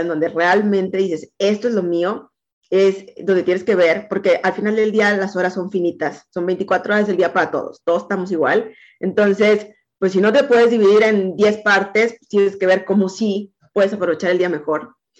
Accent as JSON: {"language": "Spanish", "region": "Veracruz", "country": "Mexico", "moved": "as an adult", "lives_now": "Monterrey, Mexico", "said": "yo soy de Veracruz, pero ya tengo 26 años viviendo acá en Monterrey"}